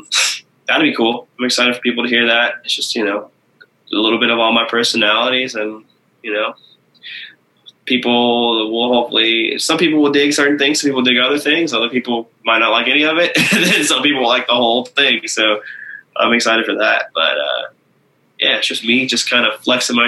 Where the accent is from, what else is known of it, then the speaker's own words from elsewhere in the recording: Michigan, United States; moved away; also born or lived in Oklahoma; I grew up in Michigan